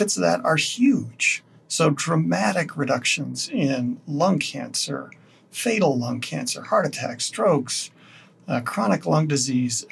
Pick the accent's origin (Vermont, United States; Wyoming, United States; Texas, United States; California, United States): Wyoming, United States; now in Colorado, United States; my home state of Wyoming